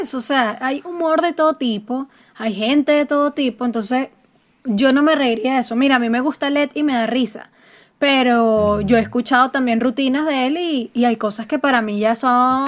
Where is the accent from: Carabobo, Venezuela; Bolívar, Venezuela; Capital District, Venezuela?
Bolívar, Venezuela; Puerto Ordaz; yo soy de Puerto Ordaz